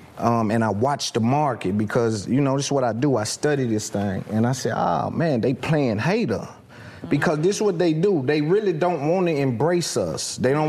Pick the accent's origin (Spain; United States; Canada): United States; Nashville, Tennessee; Cashville, Tennessee, which people call Nashville, but I'm from Cashville.